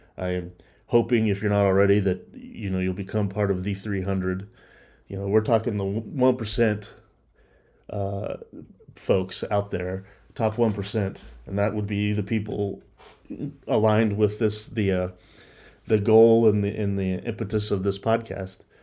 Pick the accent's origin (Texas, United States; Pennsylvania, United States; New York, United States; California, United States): Texas, United States; Dallas; I grew up in the Dallas area